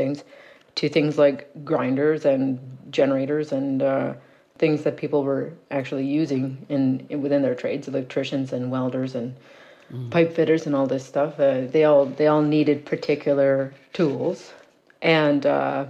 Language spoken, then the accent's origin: English; Cape Breton, Nova Scotia, Canada; moved away as an adult; also born or lived in Fort McMurray; growing up in Cape Breton, we had lived through so much economic collapse by that point